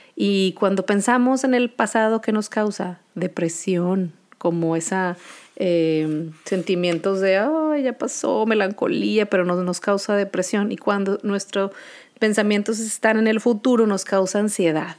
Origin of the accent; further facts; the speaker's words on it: Monterrey, Nuevo León, Mexico; Soy de Monterrey, Nuevo León